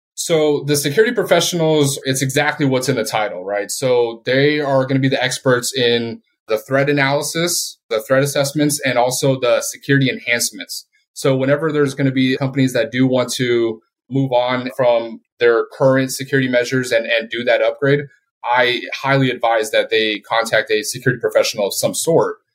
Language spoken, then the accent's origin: English; Colorado, United States; moved away as an adult; also born or lived in Puerto Rico / Japan / Philippines / Guam; I was born in Puerto Rico, and I was raised in Colorado.